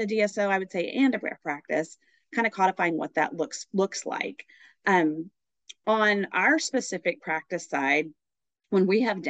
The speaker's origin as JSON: {"language": "English", "region": "Oklahoma", "country": "United States", "moved": "as an adult", "lives_now": "San Diego, United States", "said": "I'm originally from the great state of Oklahoma"}